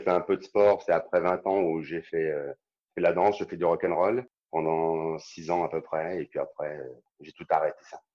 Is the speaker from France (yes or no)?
yes; Saint-Étienne, Auvergne-Rhône-Alpes, France; Je suis stéphanois